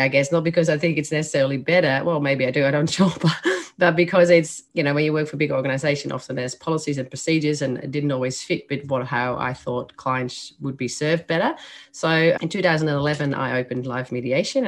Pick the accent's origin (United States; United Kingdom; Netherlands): Netherlands; accent: Dutch; English is a second language; moved away as an adult; now in Australia; As you can hear by my accent, I was born in the Netherlands. So that's where that accent and the name comes from.